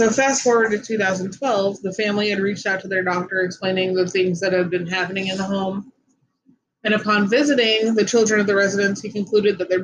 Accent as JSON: {"language": "English", "town": "Gary", "region": "Indiana", "country": "United States", "tie": "born or raised there", "said": "Growing up in Gary, Indiana wasn't easy. We lived on Ohio Street in East Glen Park"}